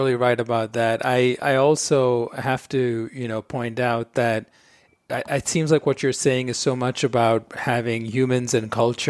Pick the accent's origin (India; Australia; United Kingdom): India; Mumbai, Maharashtra; moved away as an adult; also born or lived in New York; I grew up in Bombay, India.